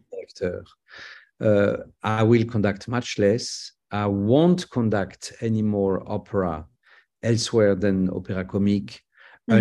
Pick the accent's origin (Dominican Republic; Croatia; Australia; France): France; I'm a French conductor